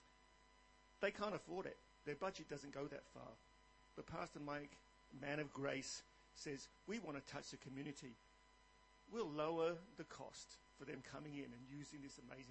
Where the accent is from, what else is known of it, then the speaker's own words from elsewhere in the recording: England, United Kingdom; moved away as an adult; now in Australia; I started off in the Church of England because I was born in England.